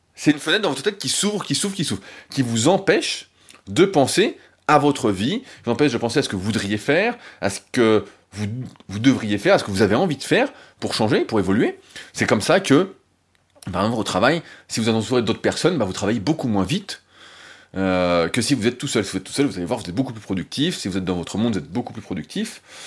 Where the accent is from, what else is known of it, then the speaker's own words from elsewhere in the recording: France; en tant que bon français